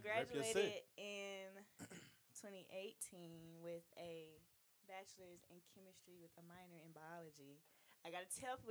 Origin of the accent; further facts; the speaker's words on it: Laurens, South Carolina, United States; moved away as an adult; also born or lived in Atlanta; obviously y'all know I'm from Lawrence.